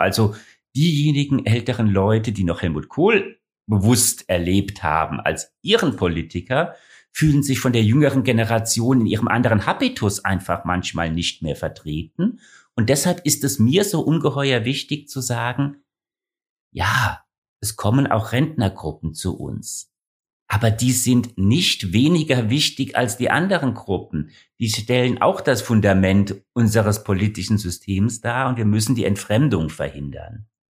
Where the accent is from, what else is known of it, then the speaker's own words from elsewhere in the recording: Ingelheim, Rhineland-Palatinate, Germany; moved away as an adult; now in Hesse, Germany; Ursprünglich stamme ich aber aus Ingelheim, hier ganz in der Nähe von Mainz.